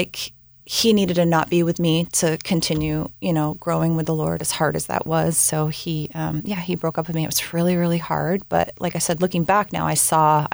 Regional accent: Washington, United States; moved away as an adult; also born or lived in Southern California; I ended up randomly getting stuck back in my hometown, back up in Washington State

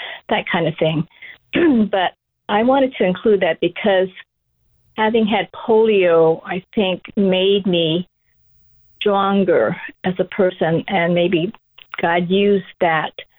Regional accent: Kailua, Hawaii, United States; also born or lived in Honolulu; growing up in rural Kailua

